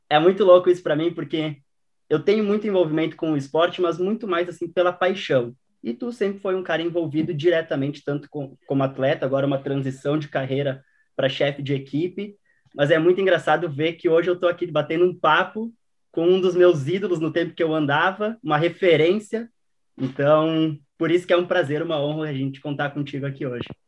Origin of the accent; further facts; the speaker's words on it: Rio Grande do Sul, Brazil; eu sou do Rio Grande do Sul